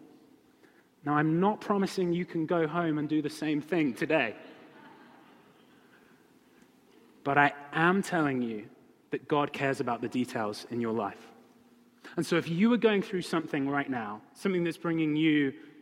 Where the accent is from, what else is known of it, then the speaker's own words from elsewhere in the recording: United Kingdom; moved away; I'm British.